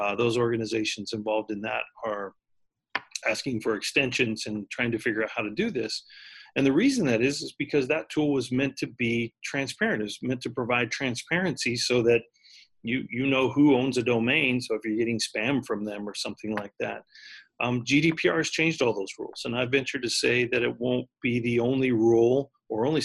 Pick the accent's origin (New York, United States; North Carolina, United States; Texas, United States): Texas, United States; I grew up in Texas, so it's kind of like the Texas weather